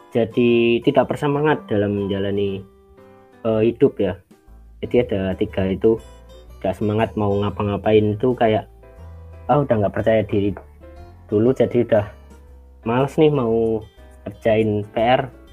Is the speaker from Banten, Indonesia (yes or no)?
no; Magelang, Central Java, Indonesia; now in Sleman, Indonesia; asal dari Magelang, uh, lebih tepatnya di Payang, Kauman, Payaman, Kecamatan Secang, Kabupaten Magelang